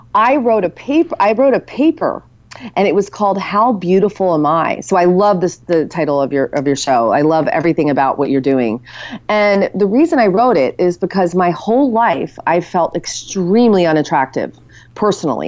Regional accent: United States; a regular woman growing up in America

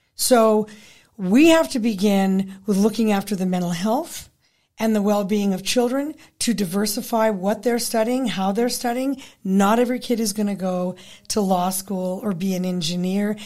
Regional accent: Pueblo, Colorado, United States; moved away as an adult; also born or lived in Fort Collins / Boulder / Halifax / Toronto; I grew up in Pueblo

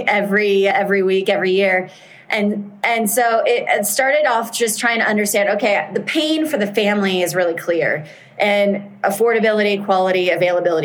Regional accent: United States; I'm American

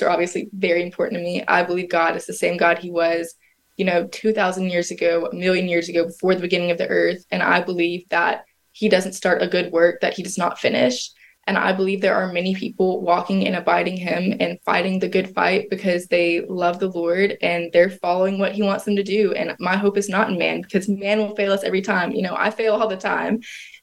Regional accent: the South, United States; growing up in the South

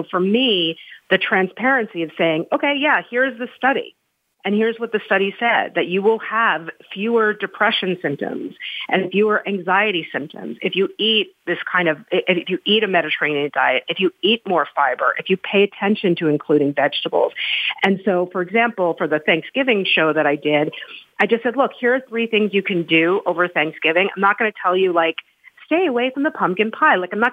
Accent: United States; I am American. I've lived here my whole life

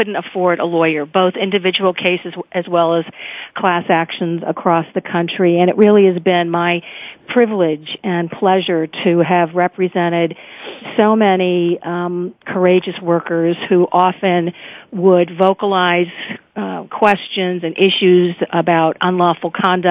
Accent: Chicago, Illinois, United States; moved away; also born or lived in California; I grew up in High Park, which is where President Obama lives, during the 1960s

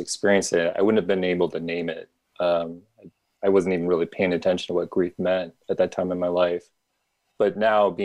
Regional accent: Midwest, United States; I grew up in the Midwest

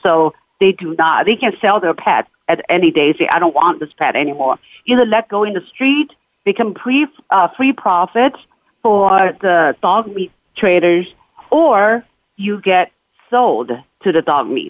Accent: China; moved away; also born or lived in Nanjing / Shanghai; I grew up in Nanjing and Shanghai.

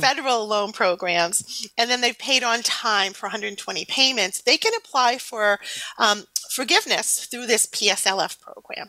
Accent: New England, United States; accent: New England; my New England accent is terrible.

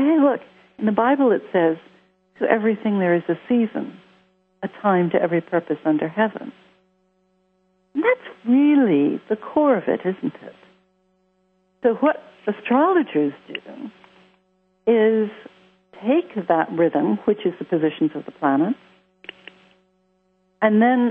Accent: Los Angeles, California, United States; accent: American; now in London, United Kingdom; I grew up in Hollywood. Yes, I live in London, but I have an American accent because I grew up in the States.

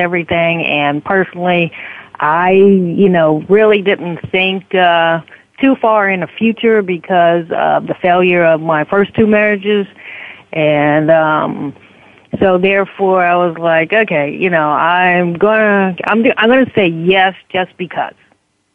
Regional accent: South Florida, United States; also born or lived in New Orleans, Louisiana; at the age of 10, we moved from New Orleans to South Florida, and I've been here

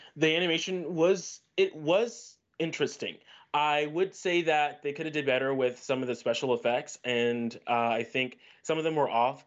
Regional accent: Orlando, Florida, United States; I'm from Orlando, Florida

